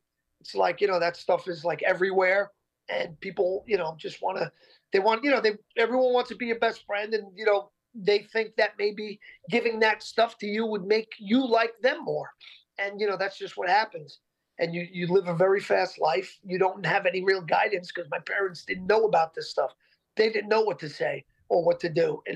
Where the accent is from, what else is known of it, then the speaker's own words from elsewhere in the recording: Yonkers, New York, United States; We grew up in Yonkers, New York